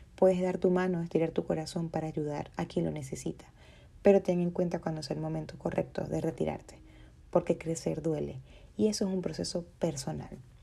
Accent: Maracaibo, Zulia, Venezuela; moved away; volvería a mi ciudad natal. ¿Y qué creen? Dejé de ser la maracucha

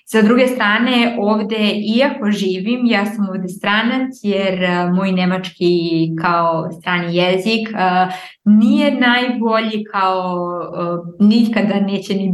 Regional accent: Niš, Southern and Eastern Serbia, Serbia; kada sam došla iz Niša u Aleksandrovac, ja sam isto bila ja ne pripadam ovde, znači ovi sada drugačije pričaju i ja hoću moje drugare iz Niša

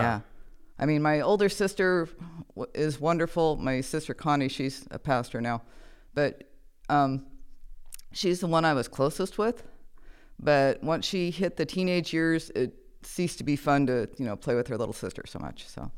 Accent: Nebraska, United States; I am originally from Nebraska. I was born in a hospital, but I was raised in a barn.

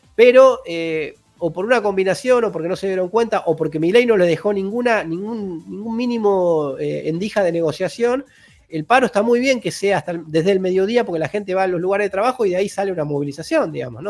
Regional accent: Argentina

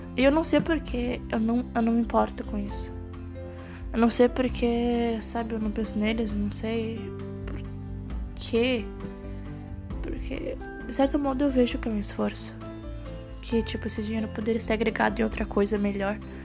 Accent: Santiago, Rio Grande do Sul, Brazil; moved away as an adult; now in Uruguaiana, Brazil; Sou natural da cidade de Santiago, Grande do Sul, mas atualmente eu moro em Uruguaiana, no mesmo estado

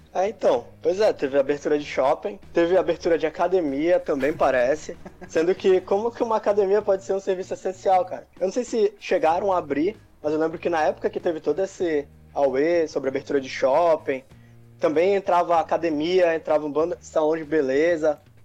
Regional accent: Belém, Pará, Brazil; moved away as an adult; now in Santa Catarina, Brazil; sou lá de Belém, também, de lá que eu conheço o nosso amigo Café

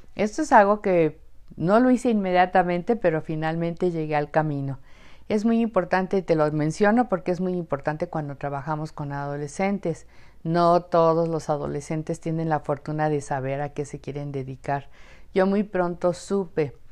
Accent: Mexico; siempre me ubicaba como mexicana

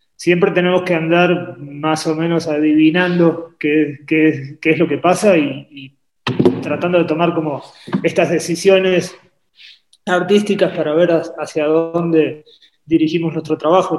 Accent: Argentina; also born or lived in Uruguay; Yo nací en Uruguay, me crié en Argentina

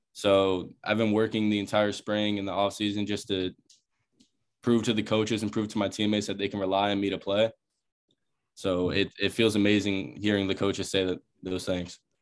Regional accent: Charleston, South Carolina, United States; moved away as an adult; I'm from Charleston, South Carolina. So, I've been playing in Charleston pretty much my whole life

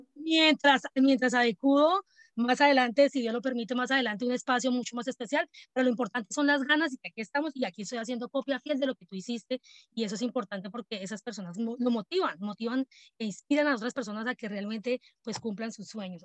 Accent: Colombia; now in Atlanta, United States; yo soy de Colombia, pero pues no estoy viviendo en Colombia, vivo en este momento en Atlanta, Estados Unidos

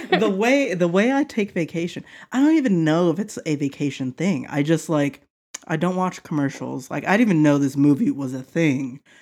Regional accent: the South, United States; moved away; where I grew up that live in the South

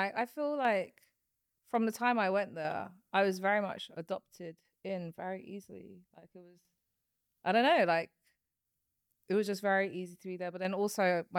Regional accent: Mauritius

